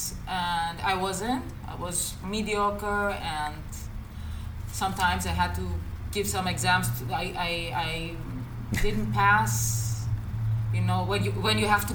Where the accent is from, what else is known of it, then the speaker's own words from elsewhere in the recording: Greece; English is a second language; also born or lived in Nuremberg, Germany; I was born in Germany, but I came to Greece on an early age. I was around 4.